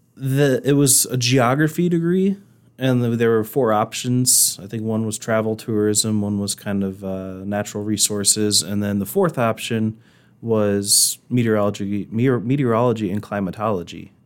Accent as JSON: {"language": "English", "region": "Indiana", "country": "United States", "tie": "born or raised there", "moved": "as an adult", "lives_now": "Rapid City, United States", "said": "coming from Indiana, where it's flat and you have a lot of cornfields. Granted, you do have some big cities here and there, but, um, where I'm from, it's mostly flat and cornfields"}